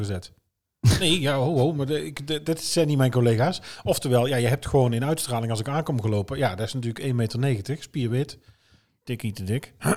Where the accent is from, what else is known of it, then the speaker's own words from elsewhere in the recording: Oosterhout, North Brabant, Netherlands; accent: Brabant; also born or lived in Hulten; Geboren en getogen in Oosterhout